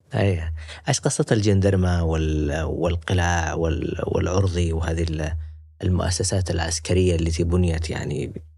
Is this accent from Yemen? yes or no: yes; Yemen; now in Turkey; قلت له من اليمن